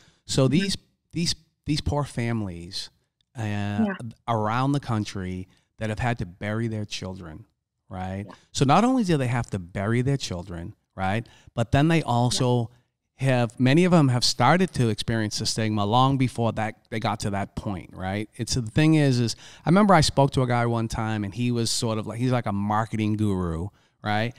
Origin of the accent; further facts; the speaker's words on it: Boston, Massachusetts, United States; I come from Boston. I come from the inner city. I come from a very, very tough neighborhood.